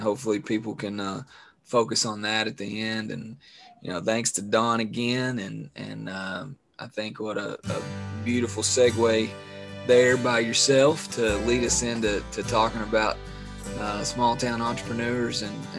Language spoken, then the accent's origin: English; Appalachia, United States; And I know growing up in Appalachia, I know there's lots of folks that volunteer their time to help coach or do things like